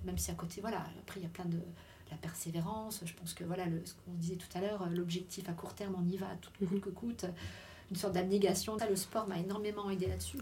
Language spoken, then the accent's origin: French; Lorraine, Grand Est, France; je suis retournée chez moi en Lorraine